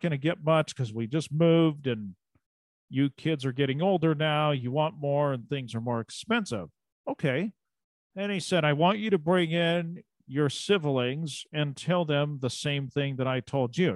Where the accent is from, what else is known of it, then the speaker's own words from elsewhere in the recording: United States; also born or lived in Eastern Oregon / Western Idaho; I grew up in Eastern Oregon and Southwest Idaho, or Western Idaho